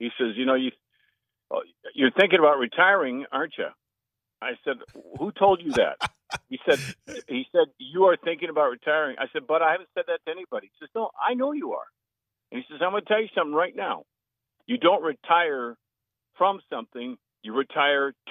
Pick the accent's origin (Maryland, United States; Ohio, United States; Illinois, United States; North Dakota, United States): North Dakota, United States; Hatton; now in Twin Cities, United States; growing up in Hatton and driving through those blizzards with Pa